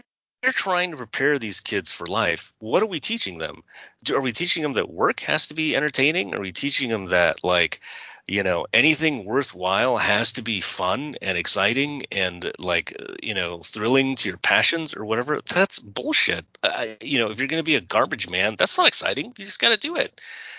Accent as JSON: {"language": "English", "region": "Southern California", "country": "United States", "tie": "born or raised there", "said": "I was raised in Southern California."}